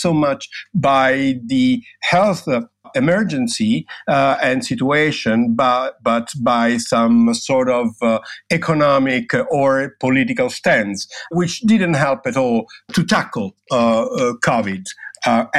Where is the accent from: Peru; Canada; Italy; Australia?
Italy; Rome, Lazio; I'm from Rome. That means I'm Italian.